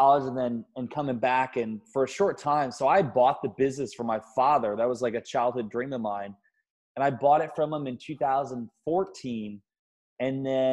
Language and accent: English; Garnavillo, Iowa, United States; moved away as an adult; now in Minnesota, United States; I'm from Iowa, and my town is Garnavillo, Iowa